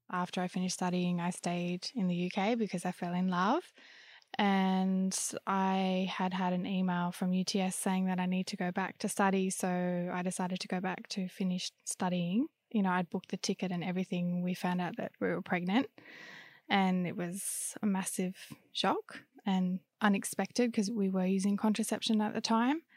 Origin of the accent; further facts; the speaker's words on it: Australia; moved away as an adult; back to Australia, my hometown at my parents' place